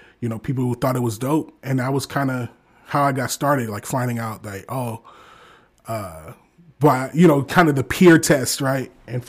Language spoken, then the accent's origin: English; Detroit, Michigan, United States; now in Omaha, United States; I'm originally from Detroit, Michigan. I live in Omaha, Nebraska now.